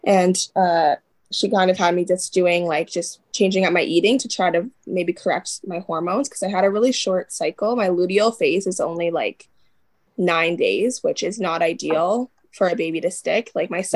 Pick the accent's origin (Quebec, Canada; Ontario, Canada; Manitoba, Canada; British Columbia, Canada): Ontario, Canada; moved away as an adult; now in Alberta, Canada; I am, an Ontario native